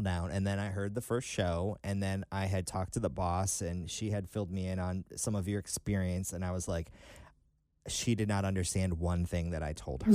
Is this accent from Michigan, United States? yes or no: yes; Detroit, Michigan, United States; moved away as an adult; I grew up just outside of Detroit on Lake, uh, Saint Clair